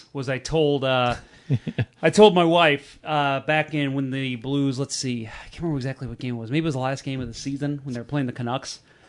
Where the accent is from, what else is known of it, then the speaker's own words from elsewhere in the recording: Missouri, United States; I am from Missouri.